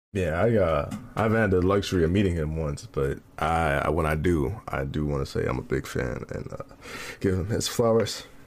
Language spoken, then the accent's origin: English; Midwest, United States; I'm from the Midwest